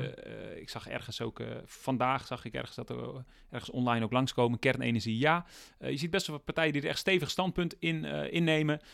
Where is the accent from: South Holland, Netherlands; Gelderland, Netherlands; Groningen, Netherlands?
Groningen, Netherlands; ik kom uit Groningen